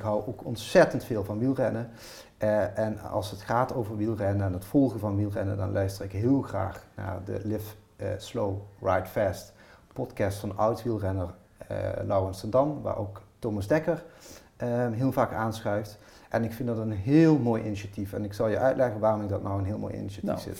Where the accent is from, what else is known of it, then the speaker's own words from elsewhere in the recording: Maastricht, Limburg, Netherlands; ik kom uit de andere kant van het land, ik kom uit Maastricht